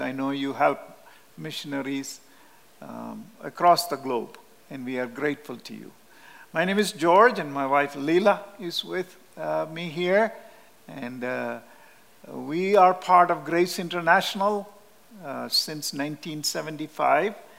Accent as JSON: {"language": "English", "region": "Kerala", "country": "India", "tie": "born or raised there", "second_language": "English", "moved": "yes", "said": "Our native place in southern India is called Kerala."}